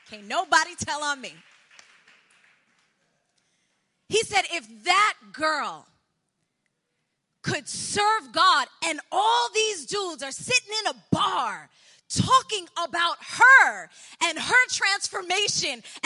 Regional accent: New York City, New York, United States; also born or lived in Colombia; now in Bronx, New York, United States; I grew up in Douglaston

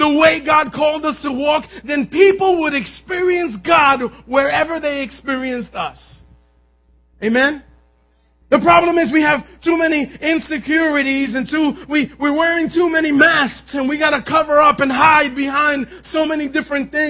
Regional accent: New York City, New York, United States; I grew up in Manhattan

